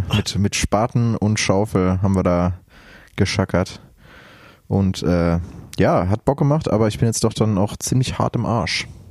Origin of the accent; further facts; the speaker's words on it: Lünen, North Rhine-Westphalia, Germany; ich war auch in meinem, in meinem, in meinem Heimatdorf in Brambauer